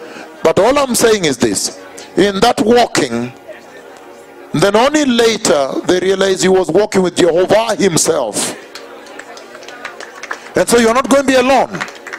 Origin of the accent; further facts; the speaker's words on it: Kenya; I am from Kenya, I have seen the latter revival that was promised in the Bible.